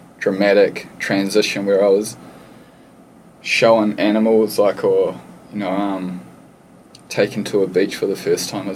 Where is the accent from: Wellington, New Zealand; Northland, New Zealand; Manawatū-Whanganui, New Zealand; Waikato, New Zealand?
Wellington, New Zealand; Lower Hutt; moved away; also born or lived in Australia / Hawaii; I'm from a pretty small town called Stokes Valley. It's probably the size of Byron Bay, but it's not close to the coast at all. It's actually a suburb in between Lower Hutt and Upper Hutt, which is close to the city of Wellington. And I spent my whole life in the same house with my parents and my brother